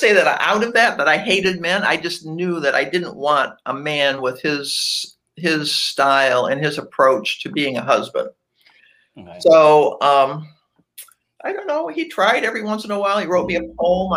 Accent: Cleveland, Ohio, United States; now in Atlanta, United States; I was born and raised in Cleveland, Ohio

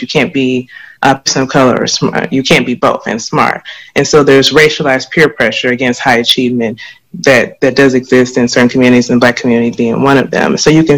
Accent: the South, United States; me growing up as a woman in the South, as a Black woman in the South

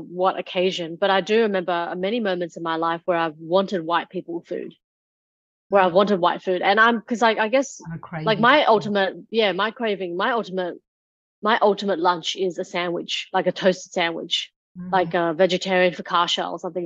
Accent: Australia; we were growing up in Australia

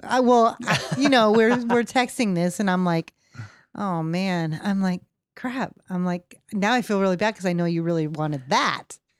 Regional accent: Michigan, United States; I'm from Michigan

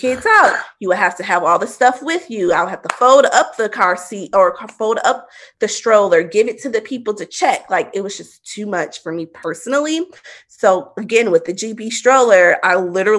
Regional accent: Milwaukee, Wisconsin, United States; moved away; We were going to my hometown.

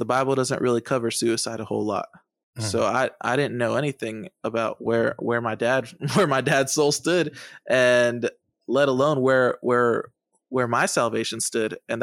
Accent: Massachusetts, United States; also born or lived in San Juan, Puerto Rico; When I was 6 or 7 years old, we moved to Massachusetts

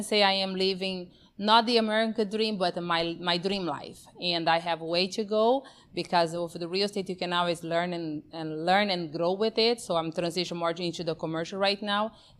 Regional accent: Brazil; also born or lived in Amazon; now in United States; born and raised in Brazil, that's where my accent comes from

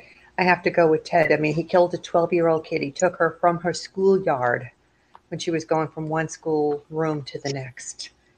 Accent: New York City, New York, United States; I'm a native New Yorker

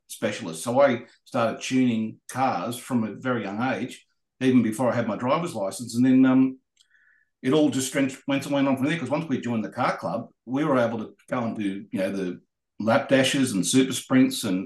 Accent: Sydney, New South Wales, Australia; I lived in the western suburbs of Sydney. I lived in a place called Rivalmere, which is at the other side of Parramatta

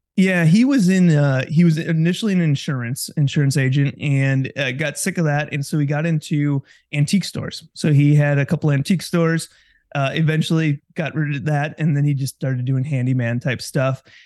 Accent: Kewaskum, Wisconsin, United States; also born or lived in Oshkosh, Wisconsin / Milwaukee, Wisconsin; Born and raised in Wisconsin, um, grew up in Kewaskum, which is just north of, in north of Milwaukee

